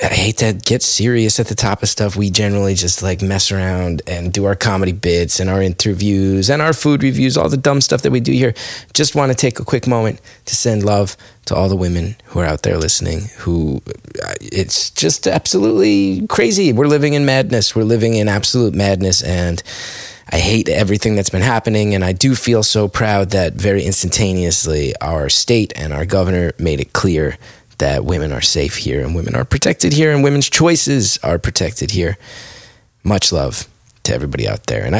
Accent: New Jersey, United States; We're proud to be from this place

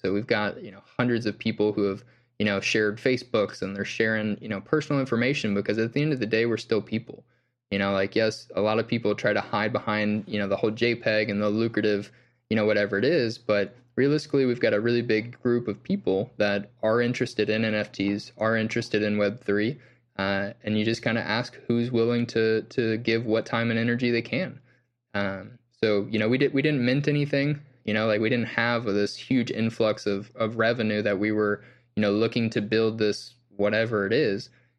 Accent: Southeast, United States; I grew up in the Bible Belt of the Southeast United States, but I personally was not necessarily, you know, religious growing up.

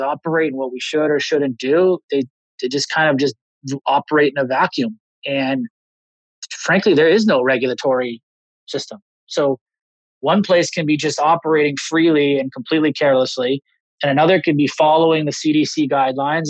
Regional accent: Los Angeles, California, United States; I grew up in Los Angeles.

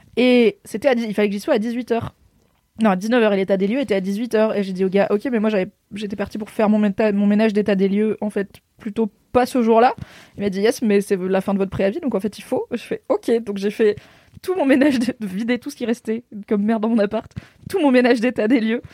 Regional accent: Morocco; Je suis marocaine

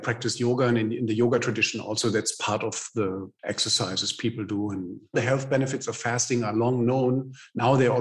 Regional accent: Germany

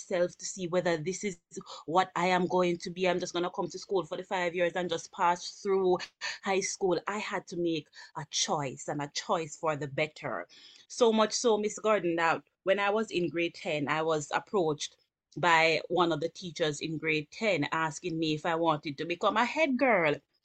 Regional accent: Kingston, Jamaica; I grew up in the Mountain View community, from Mountain View to the Greenwich Town community

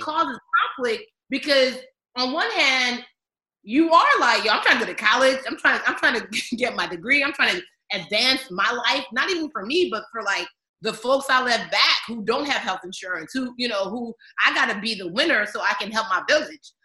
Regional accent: Maryland, United States; I'm from Maryland too

